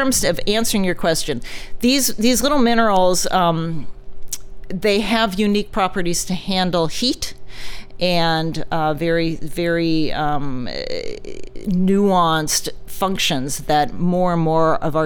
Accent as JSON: {"language": "English", "area": "Silicon Valley", "region": "California", "country": "United States", "tie": "born or raised there", "said": "I grew up in Silicon Valley"}